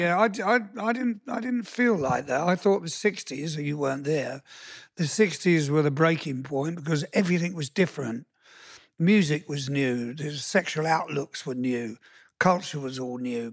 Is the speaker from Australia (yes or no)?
no; United Kingdom; moved away as an adult; now in United States; I'm British